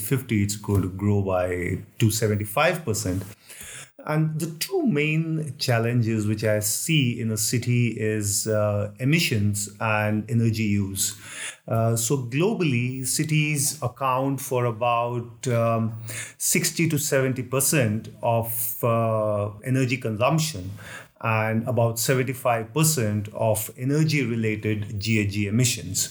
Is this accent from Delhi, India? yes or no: yes; New Delhi, Delhi, India; moved away as an adult; also born or lived in Mumbai, India / Kolkata, India; now in Geneva, Switzerland; I grew up at New Delhi.